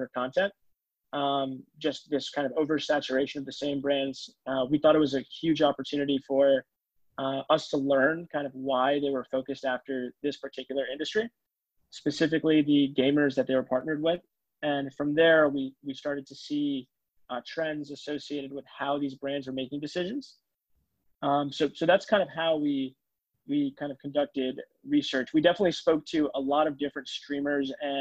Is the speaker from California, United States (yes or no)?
no; Long Island, New York, United States; moved away as an adult; also born or lived in Cambridge; now in San Francisco, United States; I'm from Long Island, New York, which is where I grew up